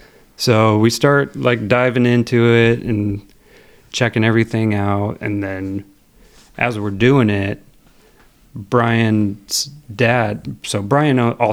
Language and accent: English; Garden Valley, California, United States; I grew up in Garden Valley and went to high school out there.